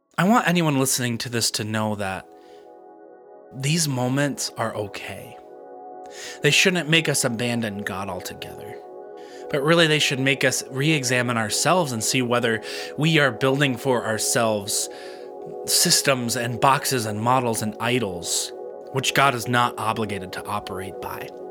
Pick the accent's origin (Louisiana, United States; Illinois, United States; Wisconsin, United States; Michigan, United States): Michigan, United States; Grand Rapids; moved away as an adult; now in Flint, United States; I'm from Grand Rapids, Michigan